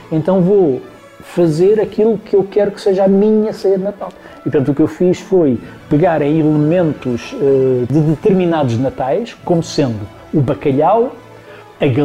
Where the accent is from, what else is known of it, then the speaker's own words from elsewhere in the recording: Lisbon, Portugal; Nós, eh, citadinos, eu sou lisboeta, como sabem, nós citadinos temos muita imagem de que as coisas aparecem.